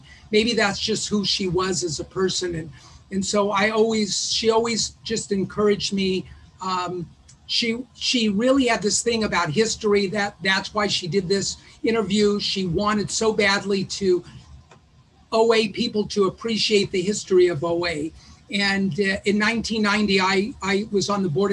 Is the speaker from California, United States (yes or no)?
yes; Los Angeles, California, United States; I grew up in West Los Angeles